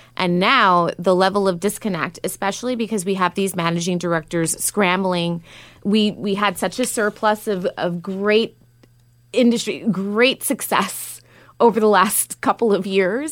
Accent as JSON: {"language": "English", "region": "New York", "country": "United States", "moved": "yes", "lives_now": "San Francisco, United States", "said": "I'm originally from New York"}